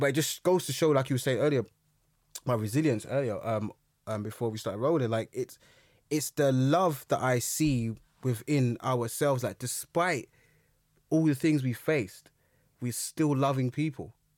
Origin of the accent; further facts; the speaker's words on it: London, United Kingdom; I grew up in Brixton